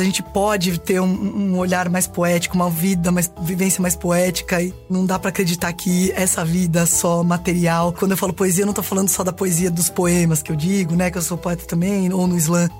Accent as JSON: {"language": "Portuguese", "town": "Diadema", "region": "São Paulo", "country": "Brazil", "tie": "born or raised there", "said": "nasci em Diadema, São Paulo"}